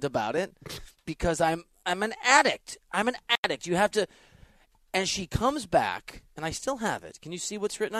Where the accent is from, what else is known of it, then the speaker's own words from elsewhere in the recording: Dubuque, Iowa, United States; moved away; also born or lived in Wisconsin; I'm from Dubuque, Iowa, on the border of Wisconsin.